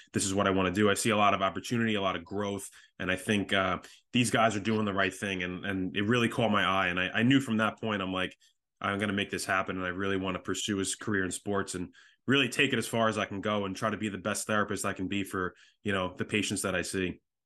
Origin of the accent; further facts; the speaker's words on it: Long Island, New York, United States; I am from Long Island, New York